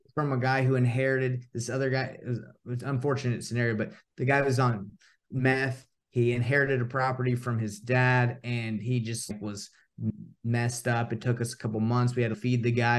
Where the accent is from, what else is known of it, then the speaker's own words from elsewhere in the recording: Atlanta, Georgia, United States; moved away as an adult; now in Utah, United States; I grew up in Atlanta, Georgia. and originally born in Utah, and I actually made my way back. I actually live in Utah now